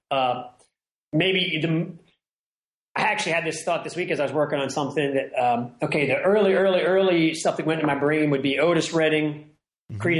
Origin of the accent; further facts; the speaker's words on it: Ireland; you know, I'm an Irish person, and that kind of that sort of that melodic sensibility.